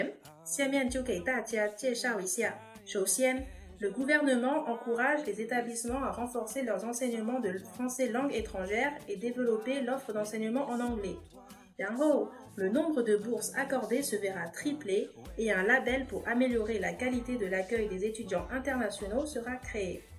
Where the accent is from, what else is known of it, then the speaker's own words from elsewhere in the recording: France; Chinese is a second language; 说起来，作为法国人，我也非常自豪。